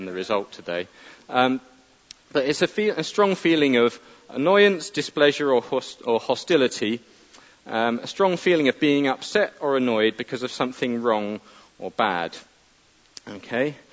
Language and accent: English; United Kingdom; we're British